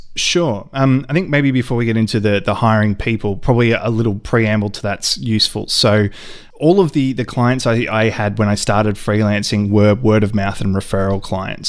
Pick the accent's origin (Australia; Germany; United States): Australia; Ballarat, Victoria; a friend of mine who I, I grew up with in Ballarat